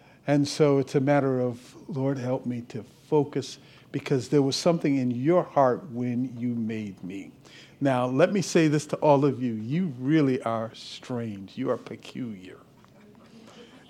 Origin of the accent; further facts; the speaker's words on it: Cleveland, Ohio, United States; moved away; I'm originally from Cleveland, left here. Back in 1976